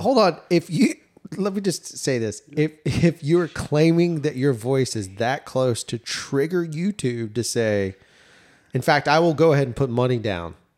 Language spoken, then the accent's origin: English; the South, United States; As a Southerner